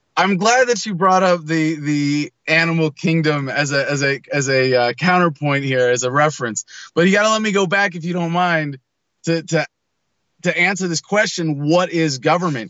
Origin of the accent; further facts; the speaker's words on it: San Mateo, California, United States; also born or lived in San Francisco; I was born in San Francisco Children's Hospital, but I, I grew up in San Mateo mostly